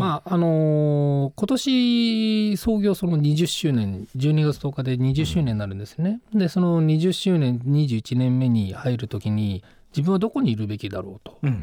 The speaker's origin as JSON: {"language": "Japanese", "region": "Akita", "country": "Japan", "tie": "born or raised there", "moved": "yes", "lives_now": "Tokyo, Japan", "said": "僕あの秋田県出身なんですけど、"}